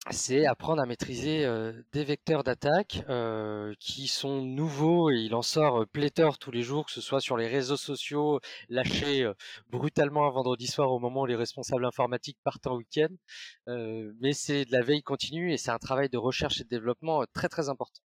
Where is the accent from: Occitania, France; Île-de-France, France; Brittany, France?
Brittany, France; parce que je suis breton, ma, grand-mère a inventé la galette saucisse.